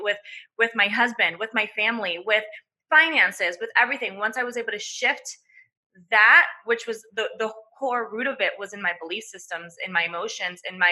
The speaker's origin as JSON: {"language": "English", "country": "Venezuela", "tie": "born or raised there", "said": "I'm Venezuelan, so I was born in Venezuela, and I grew up really in a family"}